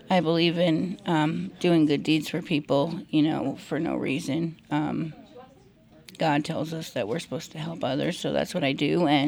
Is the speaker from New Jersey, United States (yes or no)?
yes; New Jersey, United States; moved away as an adult; I'm originally from New Jersey. I've been out here for about three years, um, and it's very different than back east.